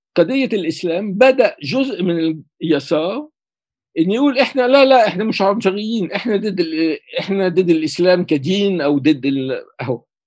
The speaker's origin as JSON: {"language": "Arabic", "town": "Cairo", "region": "Cairo Governorate", "country": "Egypt", "tie": "born or raised there", "moved": "yes", "lives_now": "France", "said": "ولدت في القاهرة"}